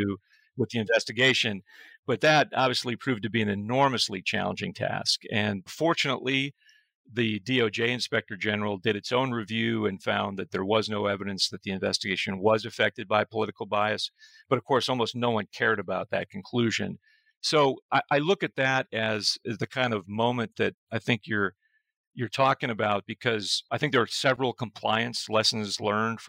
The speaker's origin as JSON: {"language": "English", "region": "Nevada", "country": "United States", "tie": "born or raised there", "said": "I ended up being appointed U.S. attorney by President Bush in my home state of Nevada."}